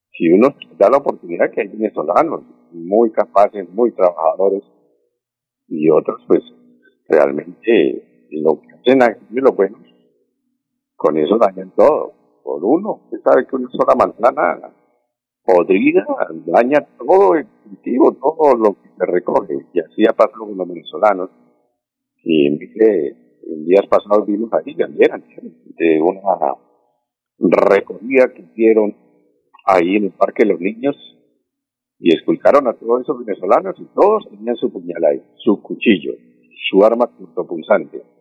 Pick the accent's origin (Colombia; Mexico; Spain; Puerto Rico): Colombia; nosotros como colombianos, sí, somos buena gente